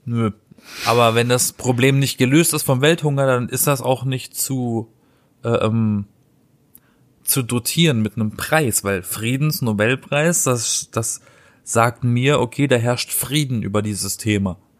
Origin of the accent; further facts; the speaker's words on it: Black Forest, Baden-Württemberg, Germany; now in Berlin, Germany; ich komme aus dem Schwarzwald. Da, da, da, wurden die Brezeln erfunden.